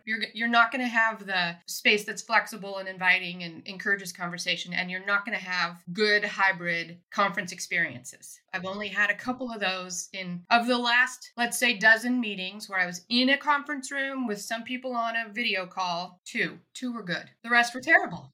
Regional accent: Soldotna, Alaska, United States; moved away; also born or lived in Anchorage, Alaska; Born in Anchorage and raised in Soldotna on the Kenai Peninsula

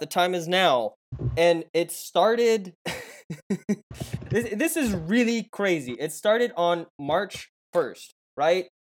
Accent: Tulsa, Oklahoma, United States; I took that drive literally every day in high school to Booker T uh, because I grew up on Brookside, down Peoria

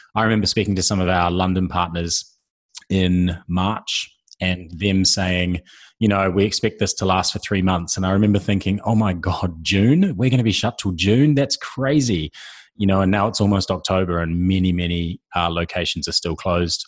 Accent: New Zealand; I'm a New Zealander.

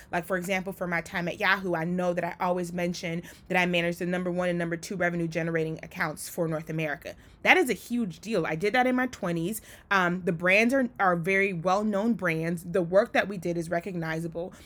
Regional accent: Liberia; now in United States; I was born in Liberia. And because of being an immigrant

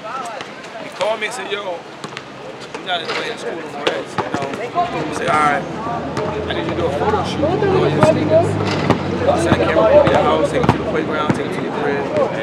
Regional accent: New Jersey, United States; I'm from Jersey. We know a lot of people.

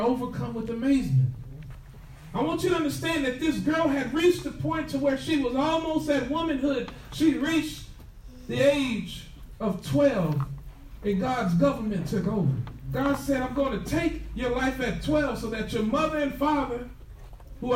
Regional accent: Temple, Texas, United States; I'm from Temple.

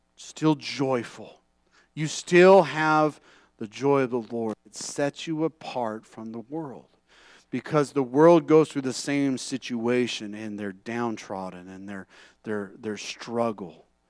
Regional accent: California, United States; moved away; growing up in California

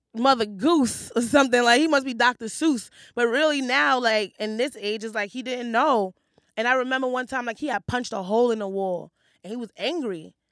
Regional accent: New York City, New York, United States; I grew up in Hell's Kitchen

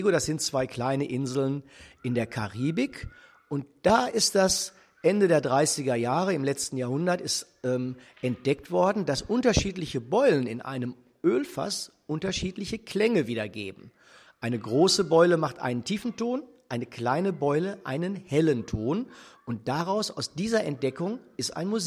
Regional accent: Dortmund, North Rhine-Westphalia, Germany; ich bin ja hier in Dortmund geboren und bin hier zur Schule gegangen

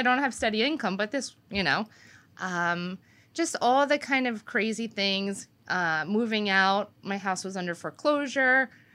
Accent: Wanamassa, New Jersey, United States; from Winamasa

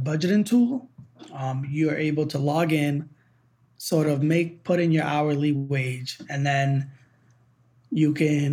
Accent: Boston, Massachusetts, United States; moved away as an adult; I'm from New England, from the Boston area

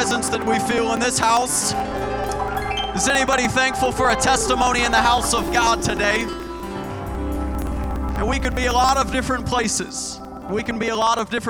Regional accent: Bakersfield, California, United States; You may be able to take me out of Bakersfield, but you'll never take Bakersfield and GBFPC out of me.

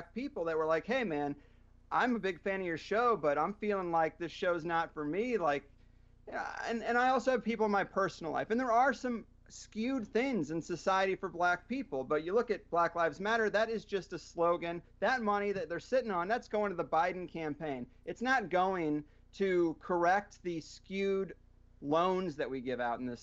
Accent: Missouri, United States; I grew up in Missouri and everyone was conservative

